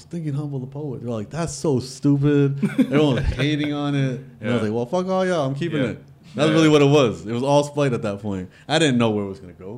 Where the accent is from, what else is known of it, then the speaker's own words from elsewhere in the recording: Toronto, Ontario, Canada; also born or lived in Regent Park, Toronto / Los Angeles; I'm from Rexdale.